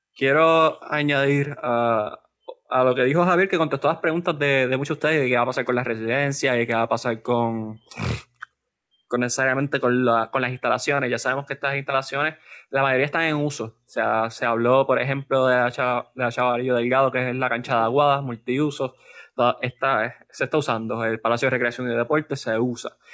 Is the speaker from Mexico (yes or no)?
no; Puerto Rico; nosotros como puertorriqueños